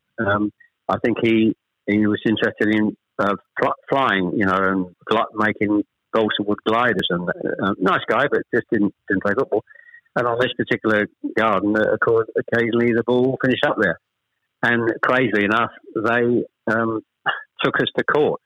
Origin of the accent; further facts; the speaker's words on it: Chelmsford, East of England, United Kingdom; also born or lived in Ashton-under-Lyne, Greater Manchester; We actually moved south from Manchester. I was born in Ashton-under-Lyne. We actually moved south to Chelmsford when I was probably